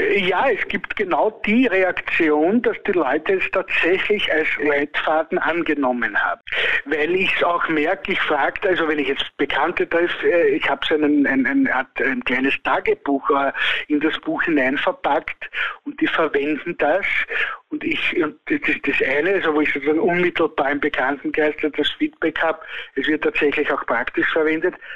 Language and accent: German; Austria; bei uns in Österreich